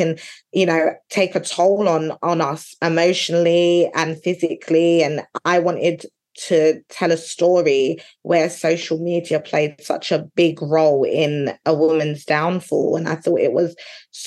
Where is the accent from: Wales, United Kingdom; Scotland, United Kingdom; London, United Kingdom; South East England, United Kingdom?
London, United Kingdom; moved away as an adult; now in Essex, United Kingdom; I'm originally from East London. I live in Essex now, but I'm originally from East London